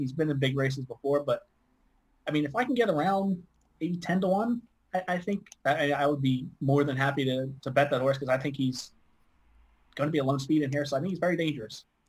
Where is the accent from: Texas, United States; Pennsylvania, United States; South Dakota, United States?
Pennsylvania, United States; Philadelphia; I'm from Philadelphia. Uh, I'm pretty much you know, dead between Delaware Park and Philadelphia